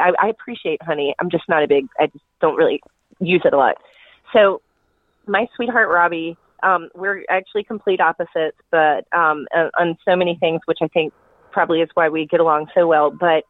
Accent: North Carolina, United States; it's got all the elements of what I grew up with in Western North Carolina

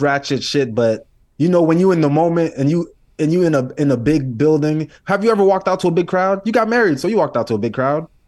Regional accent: United States; I'm Haitian. I was born here, but I'm Haitian.

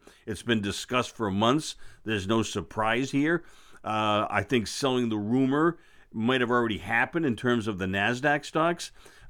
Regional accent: Boston, Massachusetts, United States; I'm from Boston. I gratefully don't have an accent, which is kind of neat.

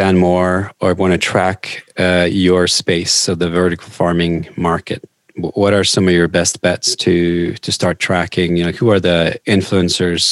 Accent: Norway; now in United States; I grew up in Norway

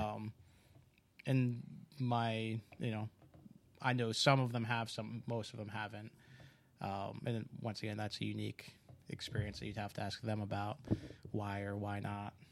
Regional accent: East Coast, United States; I grew up on the East Clo-, Coast

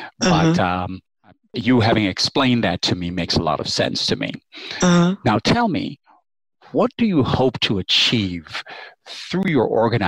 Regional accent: United States; as an American

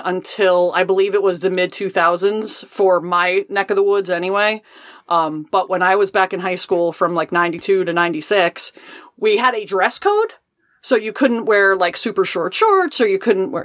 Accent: New Jersey, United States; I am from New Jersey

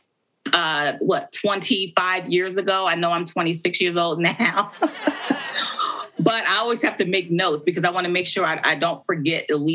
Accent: Baltimore, Maryland, United States; I'm from Baltimore, Maryland, which The Wire was based.

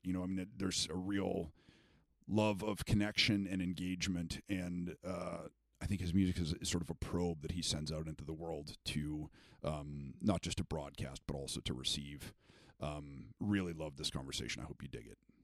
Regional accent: Canada; moved away; I was born in Canada

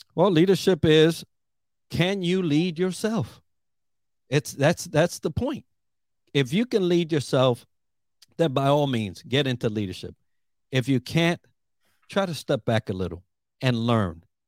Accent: New York, United States; moved away as an adult; also born or lived in Puerto Rico; now in Orlando, United States; I'm Puerto Rican, from the island, and grew up in New York

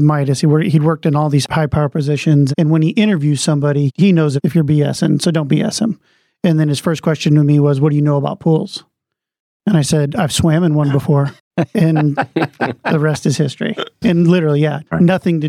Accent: Midwest, United States; moved away as an adult; also born or lived in Florida / Southern California; I was born in the Midwest, went to college in the Midwest, graduated in 2000. I moved to Florida for 2 years

